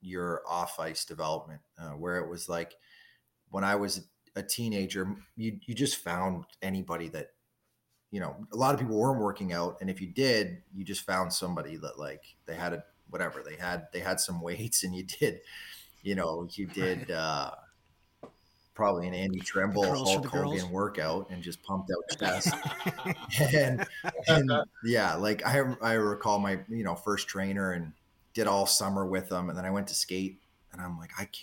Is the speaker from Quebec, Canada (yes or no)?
no; Southern Ontario, Canada; born or raised there; moved away